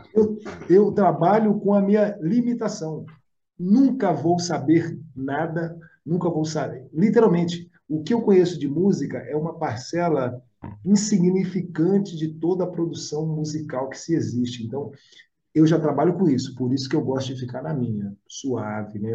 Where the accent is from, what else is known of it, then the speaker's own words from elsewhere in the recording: Belo Horizonte, Minas Gerais, Brazil; moved away; also born or lived in South of Brazil; sou de BH, vim morar aqui no Sul